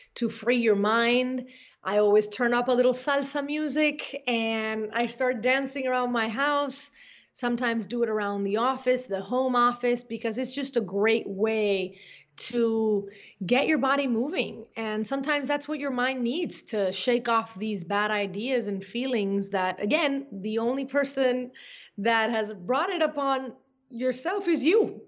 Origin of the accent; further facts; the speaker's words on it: Caracas, Capital District, Venezuela; moved away as an adult; also born or lived in Brainerd, Minnesota; now in United States; I was born in the beautiful Caracas, Venezuela, which to me is a place that has always been filled with nature and magic and wonder. And I grew up lucky enough to have a family, especially my dad, who really wanted me to appreciate my hometown